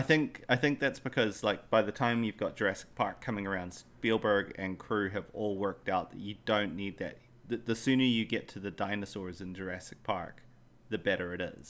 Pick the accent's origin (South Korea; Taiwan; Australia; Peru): Australia; Western Australia; I, I grew up in Australia. I grew up in Western Australia.